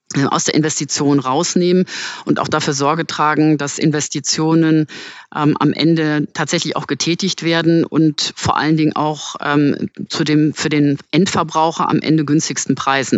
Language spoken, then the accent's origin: German; Germany; Deutschland ist mein Heimatland